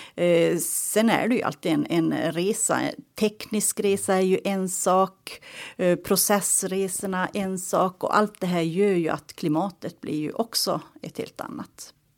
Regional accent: Tornedalen, Haparanda Municipality, Norrbotten County, Sweden; Uppvuxen i Tornedalen, Haparanda kommun, i en liten by tre mil utanför eh, Kattilasori Leipjärvi, mina hemtrakter.

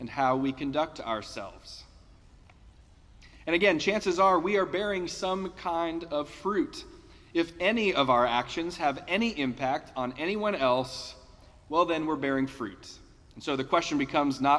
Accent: Denver, Colorado, United States; growing up in Denver

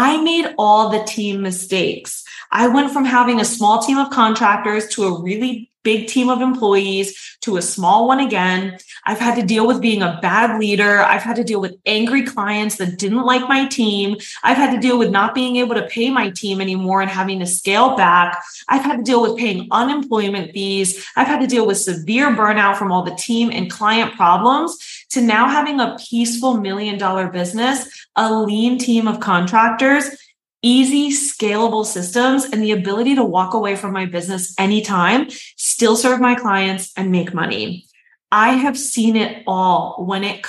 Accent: New York City, New York, United States

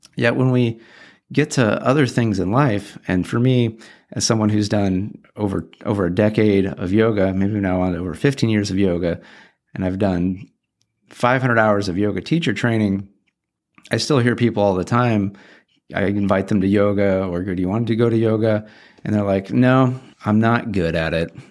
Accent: Orange County, Southern California, United States; I grew up in Southern California, Orange County, probably twenty minutes from the beach

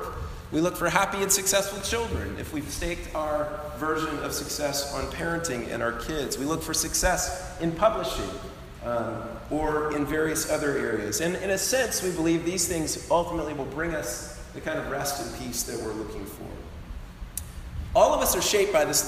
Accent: Colorado, United States; moved away; I grew up in Colorado, that's my home state

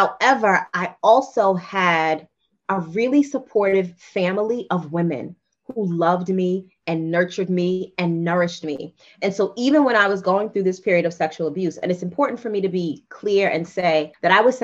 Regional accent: New York City, New York, United States; I am a Black girl from Queens who grew up in the crack era, 80s and 90s

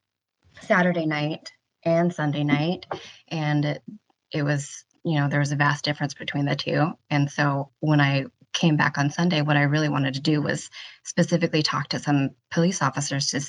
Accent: United States; I'm Asian American and I was born here

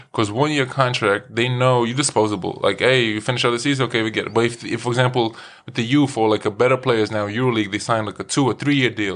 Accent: Lithuania; English is a second language; also born or lived in New York City; now in Iceland; I was born in Lithuania

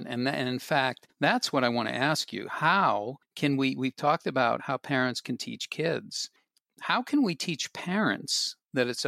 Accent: Boston, Massachusetts, United States; moved away; I am from Boston.

